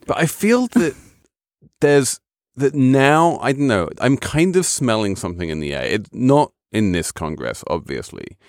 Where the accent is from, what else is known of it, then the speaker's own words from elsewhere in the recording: England, United Kingdom; moved away; as the English person around the table